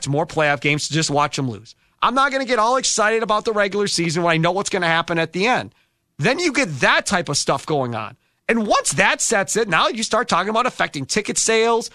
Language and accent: English; Wisconsin, United States; I'm from Wisconsin